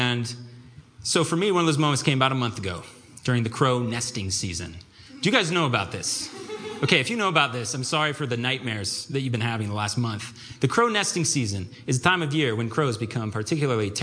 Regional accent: Vancouver, Washington, United States; moved away as an adult; now in Seattle, United States; I was born and raised in Vancouver, USA

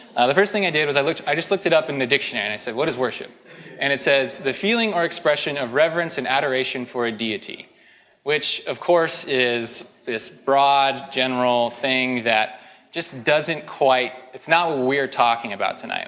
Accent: Spokane, Washington, United States; moved away; I'm from Spokane

